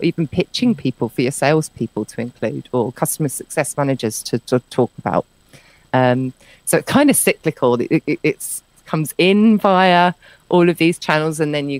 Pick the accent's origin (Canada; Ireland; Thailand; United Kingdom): United Kingdom; moved away as an adult; I'm British